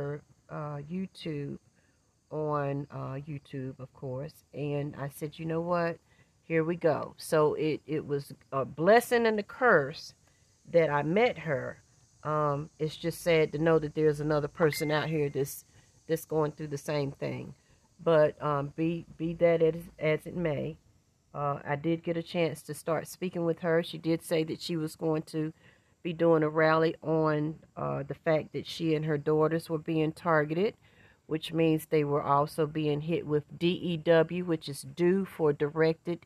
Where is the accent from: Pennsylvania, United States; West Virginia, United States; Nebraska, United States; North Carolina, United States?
North Carolina, United States; Winston-Salem; I am from Winston-Salem, North Carolina.